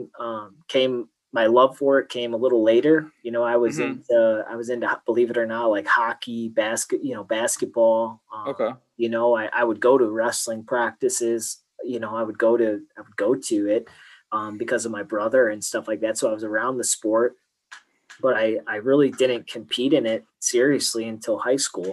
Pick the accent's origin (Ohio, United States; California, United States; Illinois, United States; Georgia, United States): Ohio, United States; Cleveland; growing up in Cleveland, most of the kids don't go, you know, almost our whole neighborhood went to private schools